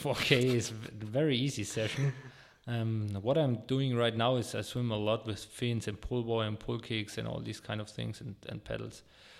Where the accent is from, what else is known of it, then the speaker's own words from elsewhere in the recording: Würzburg, Bavaria, Germany; I'm born here in Würzburg, and for me personally, it's absolutely my hometown. I grew up here, and all my friends are here. I went to school here, I went to university, I did all my trainings here in Würzburg.